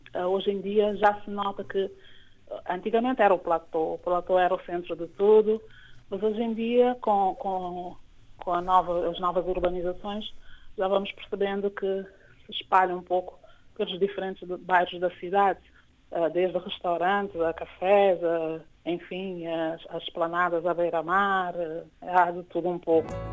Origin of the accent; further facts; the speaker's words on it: Praia, Santiago, Cape Verde; vivo aqui na cidade da Praia, eh, que é onde é a cidade onde eu cresci e passei grande parte